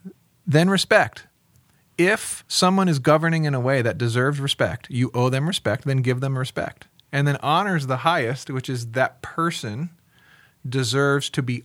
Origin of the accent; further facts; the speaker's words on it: United States; as an American Christian